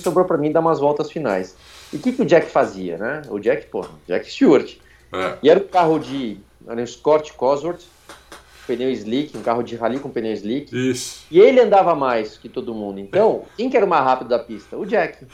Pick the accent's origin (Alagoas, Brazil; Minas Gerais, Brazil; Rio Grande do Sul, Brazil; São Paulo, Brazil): São Paulo, Brazil; Meu pai tinha uma gráfica na, na Moca, onde eu nasci, de onde, de onde eu venho